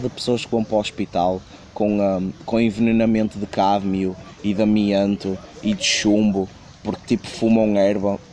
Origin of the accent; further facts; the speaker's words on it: Porto, Norte, Portugal; eu sou do Porto